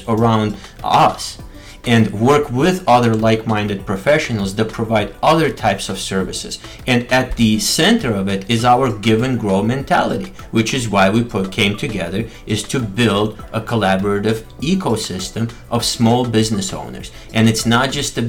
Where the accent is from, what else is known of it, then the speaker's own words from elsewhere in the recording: Michigan, United States; we're both from Midwest, we're both from Michigan, and both went to Wayne State.